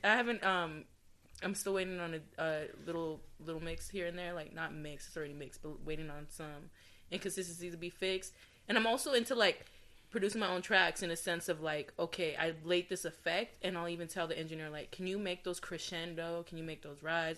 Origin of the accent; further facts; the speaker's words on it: Adelanto, California, United States; now in Temecula, United States; I'm originally from the high desert, Adelanto, California